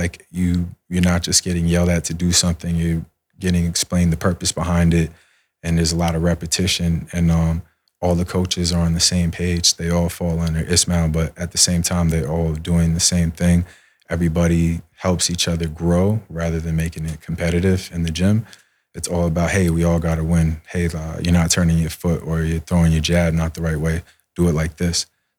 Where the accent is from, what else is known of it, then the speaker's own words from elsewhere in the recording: Rio Piedras, Puerto Rico; born there; I don't speak Spanish at all. I was born in Puerto Rico. I was born in Rio Piedra.